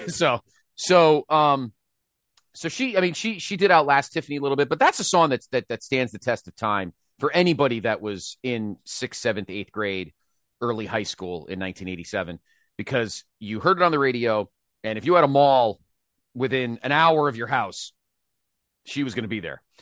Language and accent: English; Milford, Connecticut, United States; my mall that I, that I grew up near in Milford, Connecticut